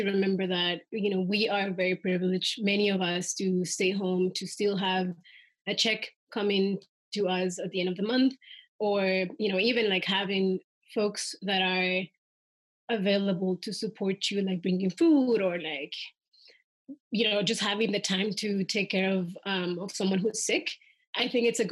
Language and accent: English; Soyapango, San Salvador, El Salvador; now in Washington, D.C., United States; I grew up in El Salvador